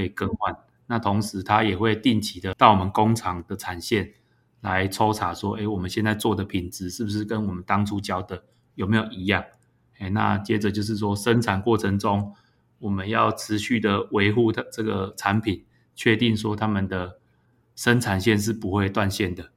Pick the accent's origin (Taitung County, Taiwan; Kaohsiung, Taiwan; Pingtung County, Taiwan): Pingtung County, Taiwan; 我本身是屏东人，我们都在屏东住了很久